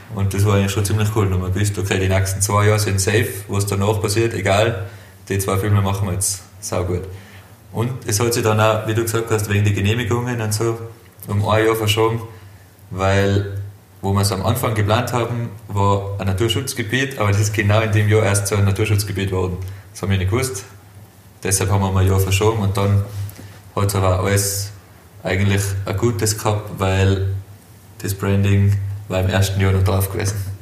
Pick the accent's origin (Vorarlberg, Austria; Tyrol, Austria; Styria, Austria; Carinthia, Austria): Tyrol, Austria; Hopfgarten; ich bin aus Hopfgarten.